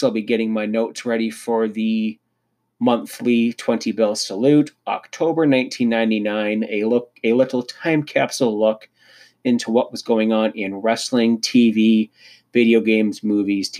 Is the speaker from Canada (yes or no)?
yes; Canada